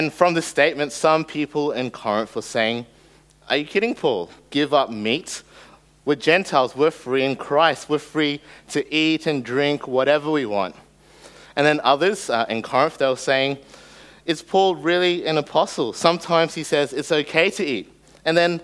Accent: Australia; first language English; growing up in Australia

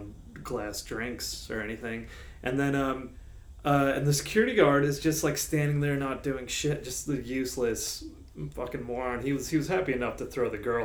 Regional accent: United States; now in Australia; if I get introduced as American

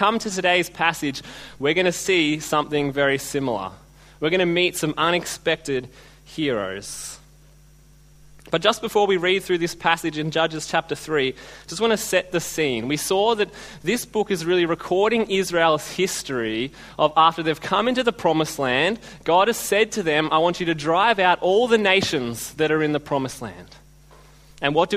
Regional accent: Australia; being Australian

